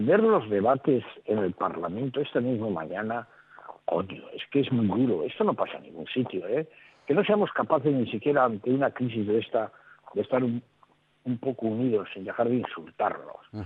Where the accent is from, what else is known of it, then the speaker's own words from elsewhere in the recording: Spain; los españoles